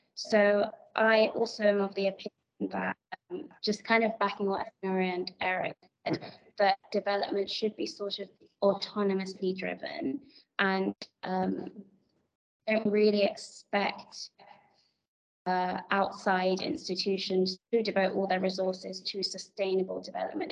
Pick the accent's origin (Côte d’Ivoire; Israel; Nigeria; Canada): Nigeria; I'm African, I'm Nigerian, and I work in Africa for Africans.